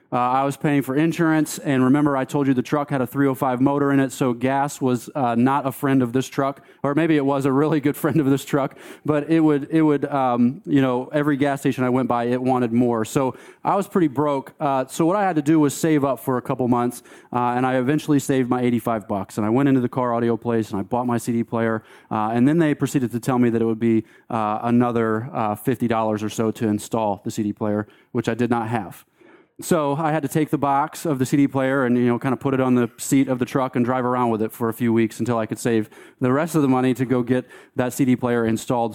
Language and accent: English; Delaware, United States; moved away as an adult; also born or lived in Fort Collins, Colorado; I grew up in Delaware